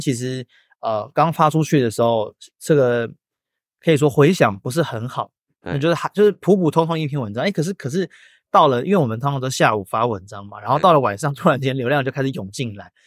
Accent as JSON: {"language": "Chinese", "town": "Hsinchu", "country": "Taiwan", "said": "我是新竹人"}